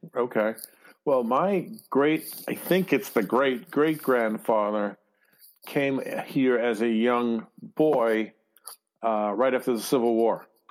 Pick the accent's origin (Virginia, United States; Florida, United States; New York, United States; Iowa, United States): New York, United States; New York City; moved away; we're all from Brooklyn